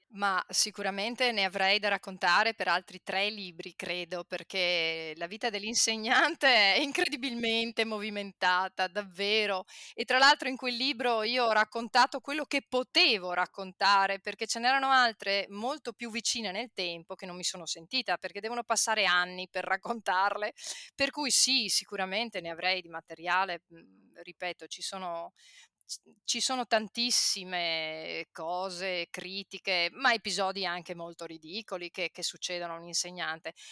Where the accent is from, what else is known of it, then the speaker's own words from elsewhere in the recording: Padua, Veneto, Italy; Io vengo da Padova, centro. Quando io facevo il liceo, ok, eh, eravamo, io credo, un 5% di tutti i padovani che facevano il liceo